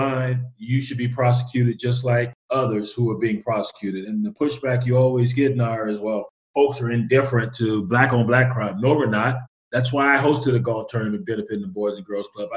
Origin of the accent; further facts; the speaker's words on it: West Texas, United States; moved away; also born or lived in Los Angeles; growing up in West Texas